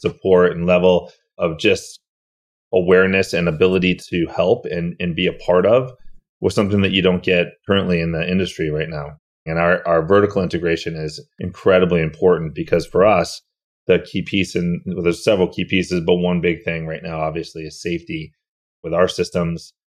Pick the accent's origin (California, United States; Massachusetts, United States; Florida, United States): Massachusetts, United States; I grew up in Massachusetts